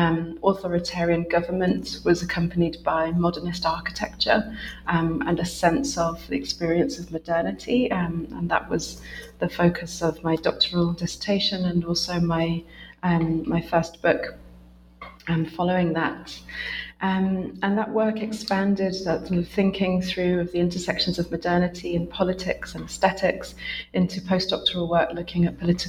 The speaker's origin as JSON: {"language": "English", "country": "United Kingdom", "lives_now": "Essex, United Kingdom", "said": "I'm a British researcher based in Essex, which is a university just north of London"}